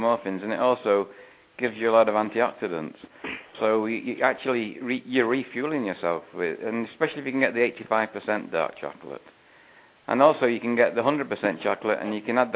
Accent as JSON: {"language": "English", "town": "Manchester", "region": "North West England", "country": "United Kingdom", "moved": "yes", "lives_now": "Fort Lauderdale, United States", "said": "I'm from Manchester originally, in the UK"}